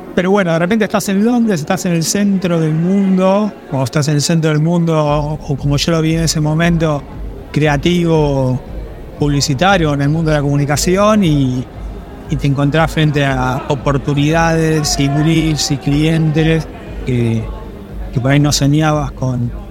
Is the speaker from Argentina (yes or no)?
yes; Argentina; moved away as an adult; also born or lived in London; siendo argentino